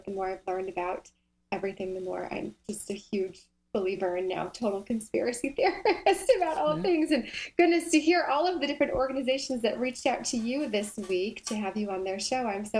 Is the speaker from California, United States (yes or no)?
yes; Southern California, United States; now in North Carolina, United States; I grew up in Southern California.